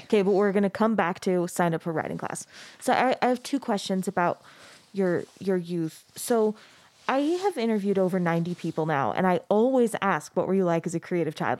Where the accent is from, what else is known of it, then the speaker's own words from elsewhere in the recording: Mesa, Arizona, United States; I grew up in Mesa, Arizona.